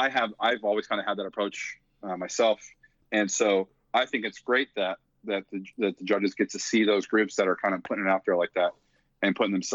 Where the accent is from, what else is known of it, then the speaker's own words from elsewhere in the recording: East Coast, United States; even though I'm from the East Coast and I grew up in the Crossing Cadets Crown world